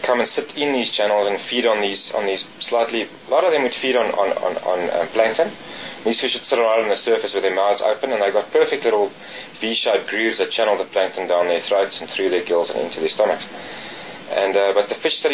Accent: South Africa; also born or lived in Cape; growing up on the Vaal and really learning and on the small rivers in the Cape and the Vaal

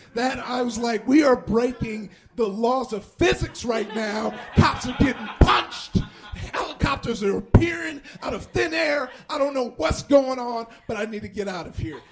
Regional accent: Compton, California, United States; I grew up in Compton

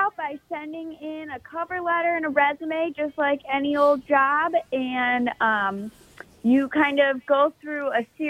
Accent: Midwest, United States; I grew up in the Midwest and remember everyone talking about the Wienermobile.

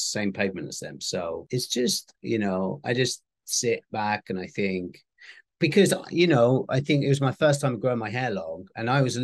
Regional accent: United Kingdom; I'm very British

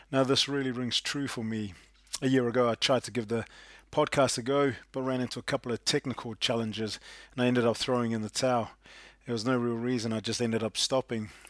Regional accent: Cleveland, Ohio, United States; I'm from Cleveland, Cleveland, Ohio.

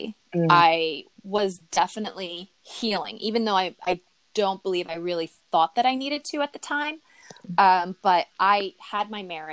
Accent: outside Philadelphia, Pennsylvania, United States; moved away as an adult; also born or lived in Lancaster, Pennsylvania; now in New York, United States; So I was born right outside of Philadelphia

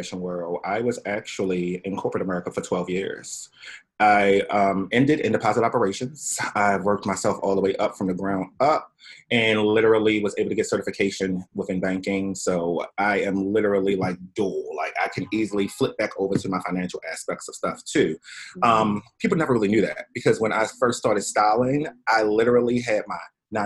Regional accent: Baltimore, Maryland, United States; now in New York City, United States; I'm originally from Baltimore, Maryland.

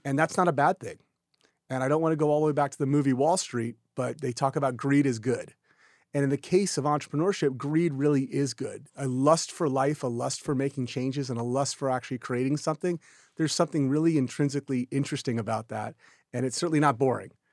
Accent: Houston, Texas, United States; also born or lived in Austin, Texas; So I'm from Houston originally, Houston, Texas

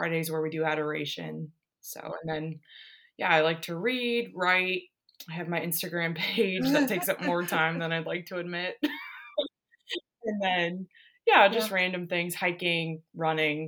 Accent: Ohio, United States; I grew up in the Midwest, been in Ohio my whole life

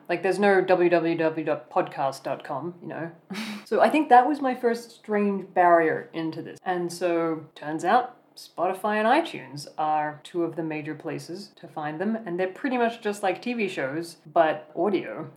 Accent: Australia; moved away as an adult; now in Germany; I grew up in Australia

